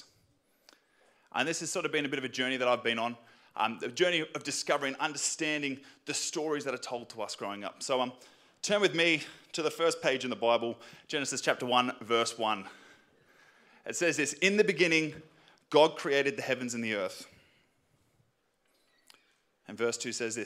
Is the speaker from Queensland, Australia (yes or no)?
no; Sydney, New South Wales, Australia; I grew up in Western Sydney